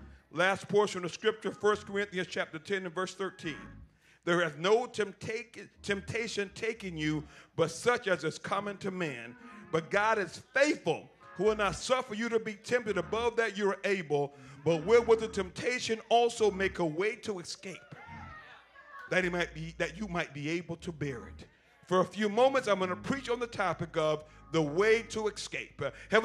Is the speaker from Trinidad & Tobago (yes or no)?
no; Liberia; I was raised in Liberia, West Africa, and they don't have the best means of irrigation and farming and fertilizing in agricultural society.